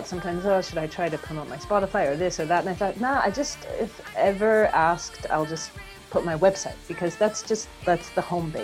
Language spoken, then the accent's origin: English; California, United States; moved away as an adult; also born or lived in Netherlands / Florida; now in Munich, Germany; I'm from California